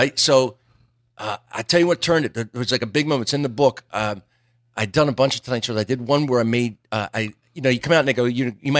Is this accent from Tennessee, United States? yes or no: no; Pennsville, New Jersey, United States; New Jersey. Southern part, right across from Wilmington, Delaware, a place called Pennsville. Okay. Small little factory town. Everybody worked for E.I. DuPont.